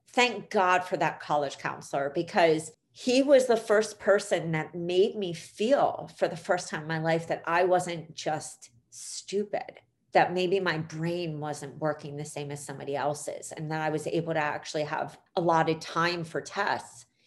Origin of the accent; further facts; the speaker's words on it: Philadelphia, Pennsylvania, United States; in Philly, which is where I grew up on Broad Street